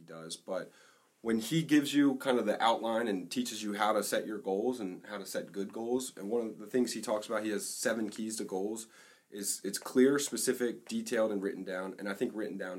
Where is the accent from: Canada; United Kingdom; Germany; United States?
United States; Maryland; we're from Maryland